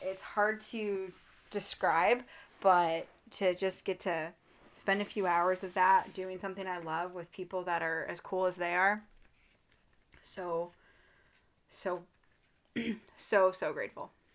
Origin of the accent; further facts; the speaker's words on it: Midwest, United States; I'm from the Midwest